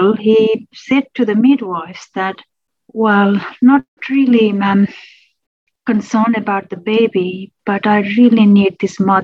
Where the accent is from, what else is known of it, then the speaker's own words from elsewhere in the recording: Nepal; moved away as an adult; now in Australia; originally born and grew up in Nepal, not my children, myself, then moved to Australia 2002 on and off, and then I started living here from 2009.